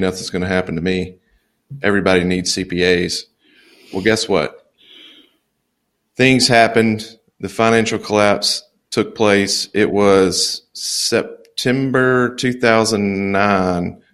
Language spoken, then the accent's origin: English; Louisiana, United States; moved away as an adult; also born or lived in Dallas, Texas; now in Mobile, Alabama, United States; I'm originally from Louisiana. I haven't really traveled out of the South too much